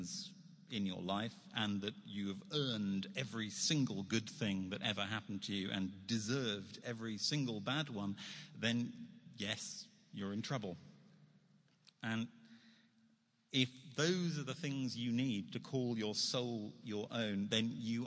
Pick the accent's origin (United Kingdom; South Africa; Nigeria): United Kingdom; I'm a Brit in New York